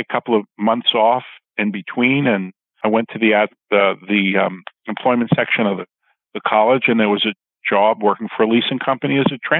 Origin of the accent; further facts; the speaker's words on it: New York City, New York, United States; I was a young boy growing up in Queens